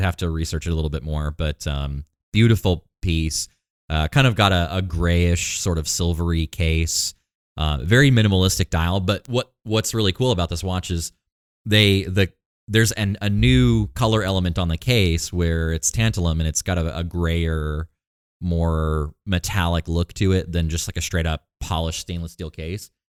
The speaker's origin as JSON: {"language": "English", "region": "Maine", "country": "United States", "moved": "yes", "lives_now": "Texas, United States", "said": "I'm from Maine."}